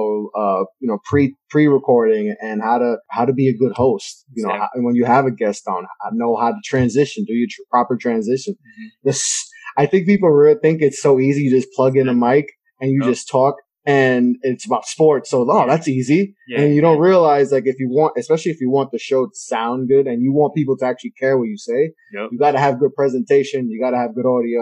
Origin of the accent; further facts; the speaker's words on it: New York City, New York, United States; growing up in New York